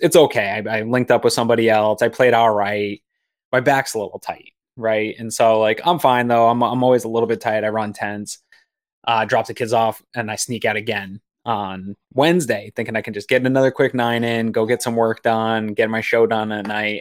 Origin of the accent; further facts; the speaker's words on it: Maine, United States; now in Western New York, United States; I grew up in Maine, played a lot of golf as a kid in Maine